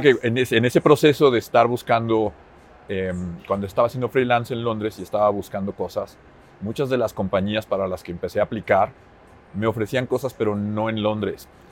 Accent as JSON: {"language": "Spanish", "country": "Mexico", "also_born_or_lived": "Finland", "moved": "as an adult", "said": "cuando me fui de México"}